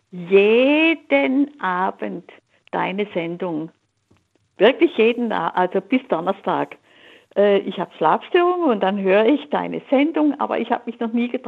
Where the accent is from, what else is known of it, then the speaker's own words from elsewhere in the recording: Swabia, Germany; ich bin in der Kriegszeit im Schwäbischen aufgewachsen.